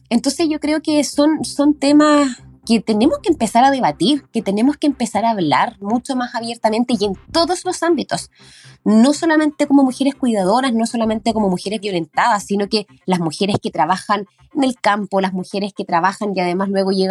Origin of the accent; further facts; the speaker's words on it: O'Higgins, Chile; son nuestras tradiciones, nuestra idiosincrasia como chilenos, como colchagüinos